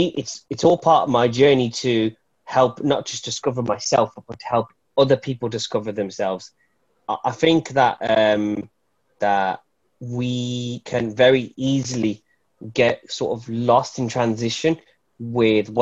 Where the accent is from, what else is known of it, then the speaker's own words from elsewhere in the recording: Wolverhampton, West Midlands, United Kingdom; I'm a poet from Wolverhampton